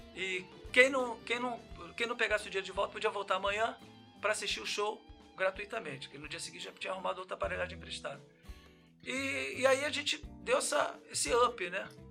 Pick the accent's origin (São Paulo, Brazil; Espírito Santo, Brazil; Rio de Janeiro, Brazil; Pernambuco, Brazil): Rio de Janeiro, Brazil; Nova Iguaçu; also born or lived in Padre Miguel, Rio de Janeiro / Pará; eu hoje me considero um iguaçuano quase nato.